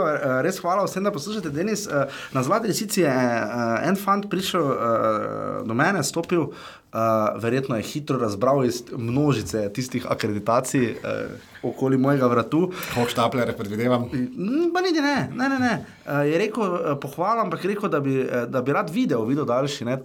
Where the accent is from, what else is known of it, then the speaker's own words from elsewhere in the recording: Slovenia; nekaj včasih smo mi iz Slovenije gledali.